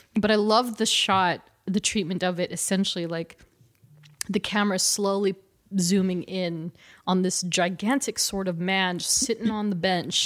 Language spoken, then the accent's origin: English; California, United States; We're both from California